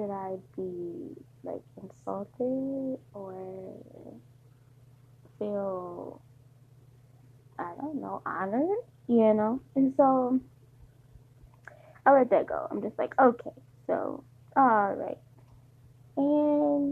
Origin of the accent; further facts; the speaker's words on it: Detroit, Michigan, United States; moved away; I'm from Detroit, but I don't live in Detroit